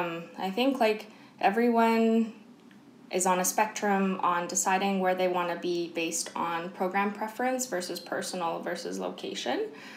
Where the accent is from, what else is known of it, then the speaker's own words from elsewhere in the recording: Kelowna, British Columbia, Canada; moved away; So I'm originally from Kelowna and my parents and my sister are still in Kelowna and they're the only family I have in Canada. So I wanted to stay in BC.